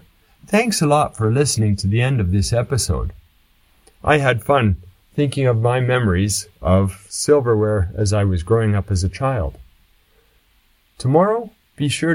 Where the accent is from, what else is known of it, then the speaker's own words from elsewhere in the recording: Canada; when I was young growing up in Canada